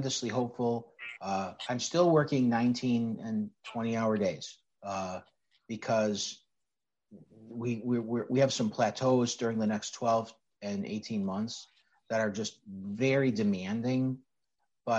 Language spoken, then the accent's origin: English; Chicago, Illinois, United States; I'm a Sicilian kid from the west side of Chicago. I grew up in North Austin